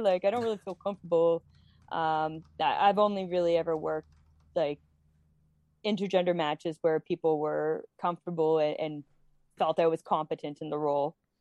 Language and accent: English; Toronto, Ontario, Canada; We are in such an awful position here, specifically in Ontario. I, I'm from Toronto.